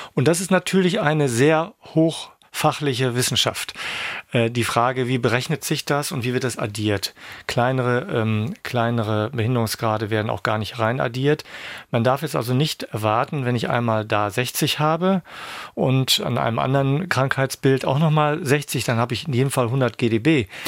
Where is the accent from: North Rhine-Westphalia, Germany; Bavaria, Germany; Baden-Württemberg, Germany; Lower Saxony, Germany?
Lower Saxony, Germany; Ankum; moved away as an adult; now in Schwerin, Germany; Ich stamme aus dem Landkreis Osnabrück, einem Ort namens Ankum